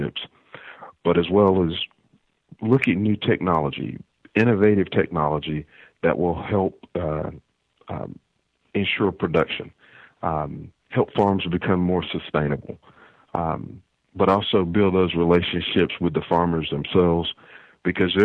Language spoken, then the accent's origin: English; North Carolina, United States; moved away as an adult; now in Indiana, United States; from North Carolina, raised on a farm there.